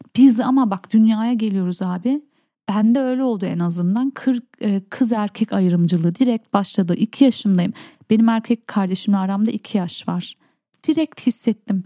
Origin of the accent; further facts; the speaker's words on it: Berlin, Germany; also born or lived in Urfa; Ben Berlin vatandaşıyım. Ben Berlin'de doğdum.